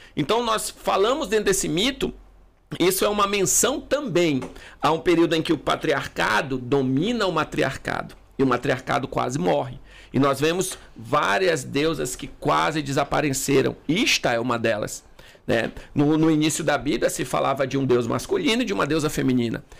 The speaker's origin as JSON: {"language": "Portuguese", "town": "Manaus", "region": "Amazonas", "country": "Brazil", "said": "eu sou de Manaus"}